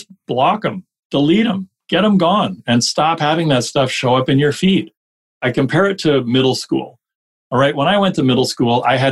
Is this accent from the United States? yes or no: no; Canada; we're Canadian